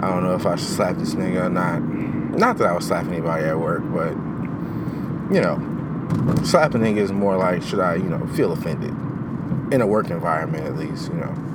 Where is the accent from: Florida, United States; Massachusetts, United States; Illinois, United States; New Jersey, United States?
Illinois, United States; Chicago; as a Chicagoan never going ice skating